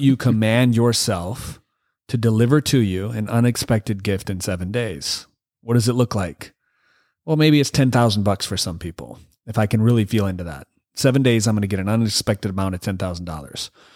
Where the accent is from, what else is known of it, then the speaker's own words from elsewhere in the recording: Michigan, United States; now in California, United States; I'm from Michigan.